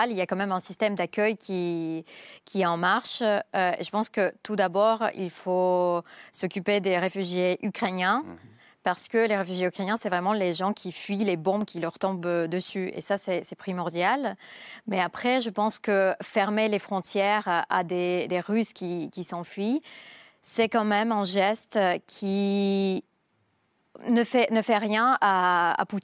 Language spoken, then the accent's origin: French; Saint Petersburg, Russia; now in Moscow, Russia; Je suis de Saint-Pétersbourg, mais ça fait longtemps que je vis à Moscou.